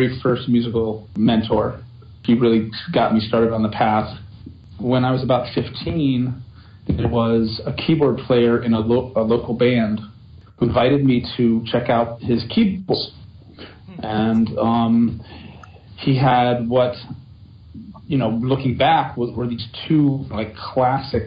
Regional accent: Virginia, United States; moved away; also born or lived in New York; I was born in Virginia

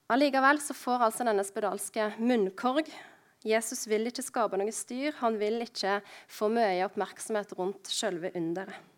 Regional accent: Husnes, Vestland, Norway; born or raised there; moved away

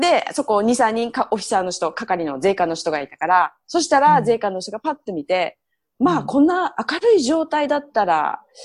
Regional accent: Miyazaki, Japan; accent: Miyazaki dialect; moved away; also born or lived in Toronto, Canada; 宮崎弁が取れない

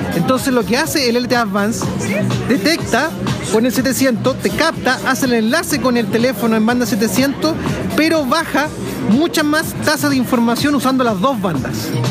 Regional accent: Chile; como chilenos

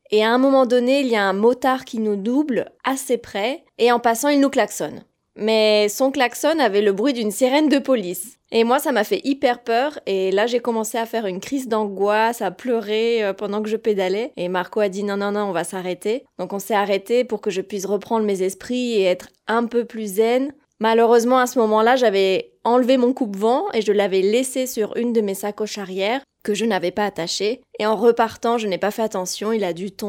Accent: France; moved away; je suis française.

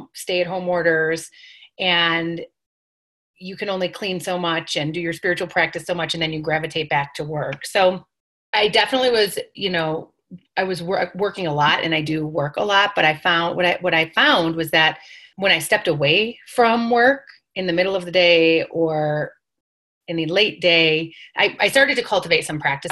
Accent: New York, United States; I'm Italian, I'm from New York, it's part of our culture.

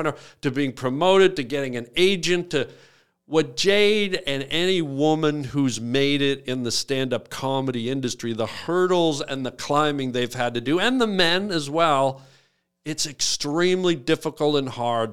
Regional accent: Canada; I'm Canadian.

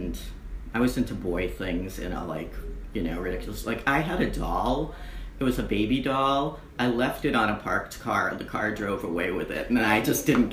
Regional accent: Boston, Massachusetts, United States; moved away as an adult; now in New York City, United States; I'm from Boston. Born in the Boston Lying In, where half everybody from Boston was born at that time, in 1965.

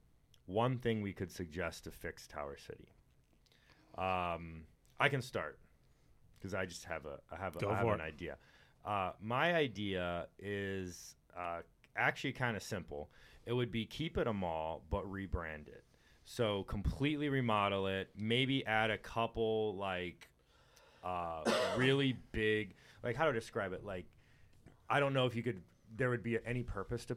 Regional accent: Texas, United States; I grew up in Texas, and we went to the beach all the time.

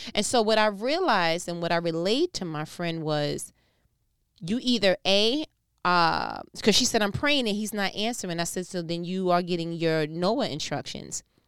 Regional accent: New York, United States; I'm from New York

